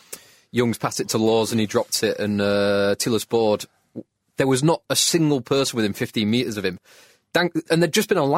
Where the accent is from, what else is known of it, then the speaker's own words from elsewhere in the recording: England, United Kingdom; as an Englishman.